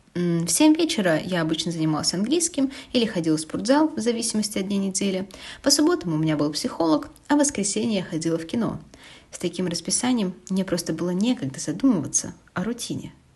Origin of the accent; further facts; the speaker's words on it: Kaliningrad, Kaliningrad Oblast, Russia; moved away as an adult; Еще в детстве в Калининграде